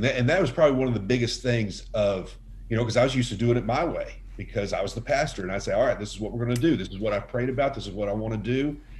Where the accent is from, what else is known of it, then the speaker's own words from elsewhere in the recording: Dallas, Texas, United States; moved away as an adult; also born or lived in Utah / Arlington, Texas; I grew up in the Metroplex in Dallas